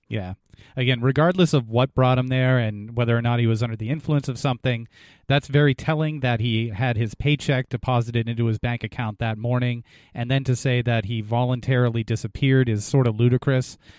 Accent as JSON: {"language": "English", "region": "New England", "country": "United States", "said": "we're from New England"}